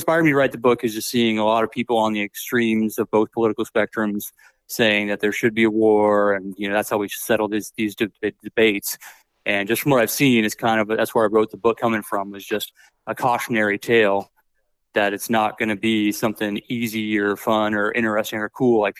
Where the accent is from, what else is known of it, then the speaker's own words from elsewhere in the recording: Redding, California, United States; moved away as an adult; I'm from Redding, California. Okay, that's where I grew up, and I moved back home after the Army.